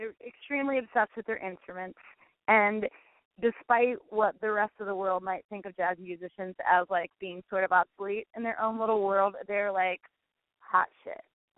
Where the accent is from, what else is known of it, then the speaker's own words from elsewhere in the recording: Iowa, United States; moved away as an adult; now in New York, United States; And so when I moved to New York from Iowa – 4 years ago, I dated a ton of jazz musicians.